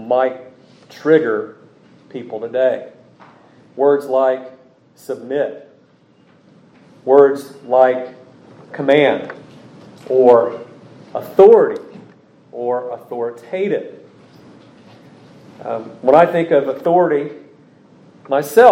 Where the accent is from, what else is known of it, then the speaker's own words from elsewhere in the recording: United States; as an American, as a son of this state where our forefathers fought